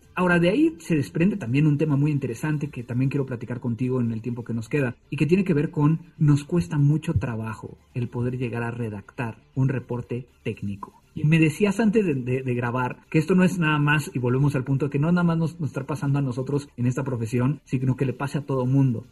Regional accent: Mexico City, Mexico; en el Distrito Federal de Ortografía cuando estaba en la secundaria

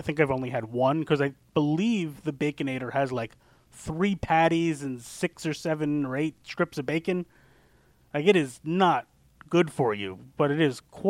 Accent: New York, United States; New York hurts the most just because, you know, I've lived here my whole life.

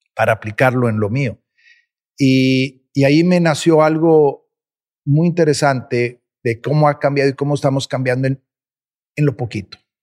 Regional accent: Mexico; nosotros como mexicanos

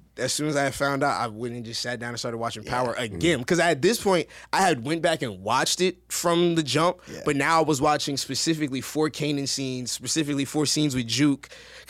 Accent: New Jersey, United States; accent: East Coast; I'm from Jersey, so I kind of already had like that East Coast flavor or whatever.

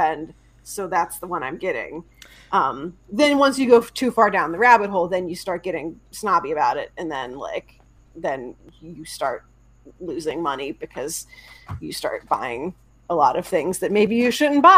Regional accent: outside of Pittsburgh, Pennsylvania, United States; I grew up outside of Pittsburgh in late 80s, early 90s

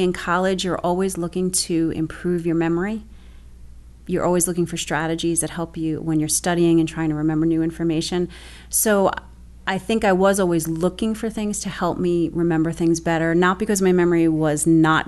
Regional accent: Bayonne, New Jersey, United States; I'm actually originally from Bayonne, which is where I still live right now. I actually live 30 blocks from where I grew up.

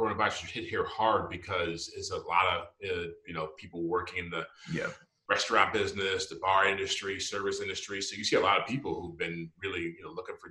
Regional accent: Michigan, United States; I grew up in Michigan

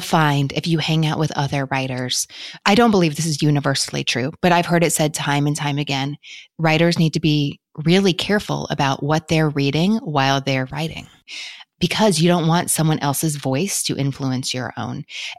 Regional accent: Kentucky, United States; Because I have enough y'all naturally in me growing up in Kentucky

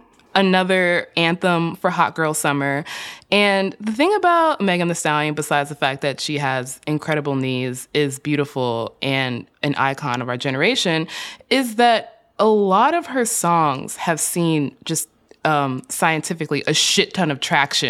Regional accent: Chicago, Illinois, United States; I grew up in Chicago.

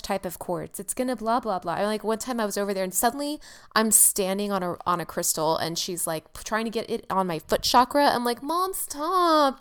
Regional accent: California, United States; also born or lived in San Francisco / Los Angeles; I'm from California, I'm from San Francisco and LA.

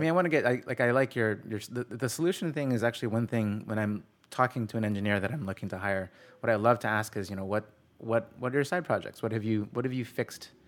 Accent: Cleveland, Ohio, United States; now in California, United States; I'm from Cleveland

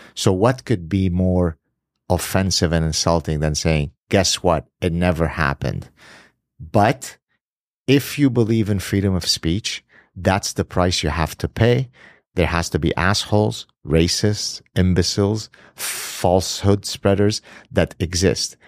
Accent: Lebanon; moved away; I grew up in the Middle East, escaped Lebanon because of my being Jewish

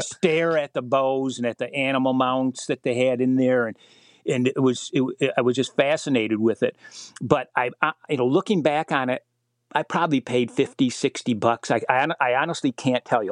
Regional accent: Michigan, United States; my home state of Michigan

